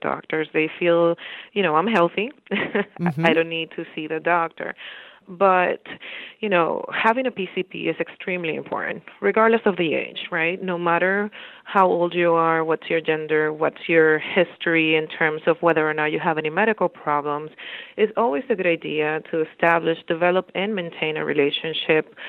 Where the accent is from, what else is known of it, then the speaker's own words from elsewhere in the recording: Dominican Republic; moved away as an adult; also born or lived in Bronx, New York, United States; now in Bridgeport, United States; I'm originally from the Dominican Republic. I went to school in the Dominican Republic